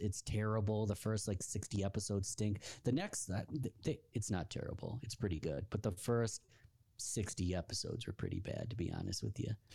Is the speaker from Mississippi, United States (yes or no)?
no; Rochester, New York, United States; my hometown of Rochester, New York